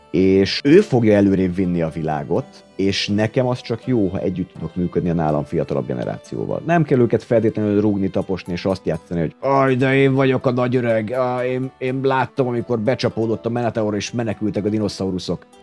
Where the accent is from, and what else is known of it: Hungary; born or raised there